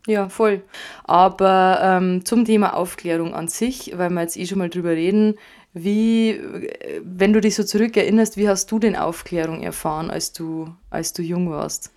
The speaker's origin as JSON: {"language": "German", "region": "Bavaria", "country": "Germany", "said": "bei uns in Bayern"}